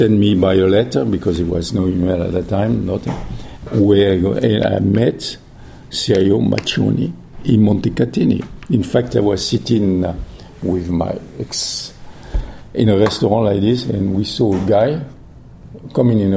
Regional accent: Millau, Occitania, France; English is a second language; moved away as an adult; also born or lived in Guadeloupe / New York; now in United States; the house was in Millau, in my hometown.

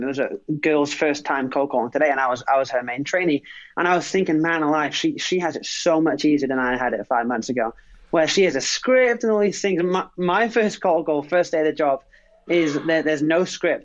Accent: England, United Kingdom; also born or lived in Phoenix, Arizona; now in United States; Lived obviously from England originally, and lived in various different states across the U.S.

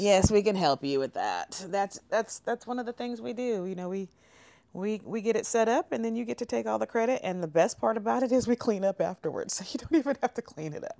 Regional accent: California, United States; now in Oklahoma, United States

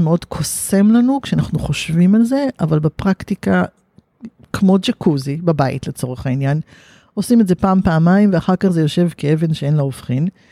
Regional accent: Haifa, Haifa District, Israel; וגדלתי בחיפה

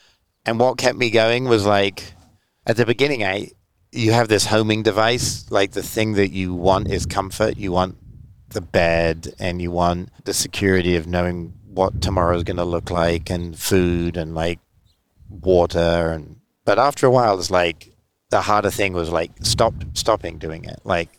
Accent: England, United Kingdom; I mean, I'm not, like, as I said, I'm from England.

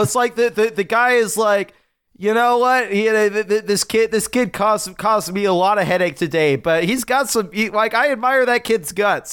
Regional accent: United States; as an American

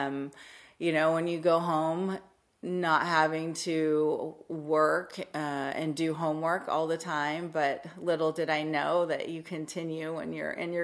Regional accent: Salinas, California, United States; I was born and raised in Salinas, California.

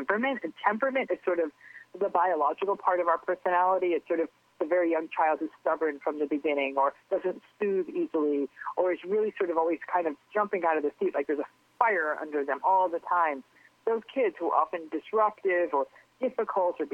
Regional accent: Connecticut, United States; also born or lived in Englewood, New Jersey / West New York, New Jersey; now in California, United States; I was born in Englewood, and I lived with my parents in West New York until I was, I think, like a year and a half, almost two, and then they moved to Connecticut.

